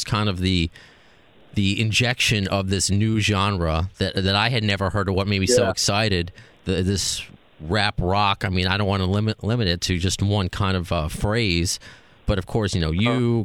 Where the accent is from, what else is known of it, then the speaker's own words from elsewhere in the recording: Long Island, New York, United States; But I still remember in high school, because I'm from Long Island, walking to Roosevelt Field Mall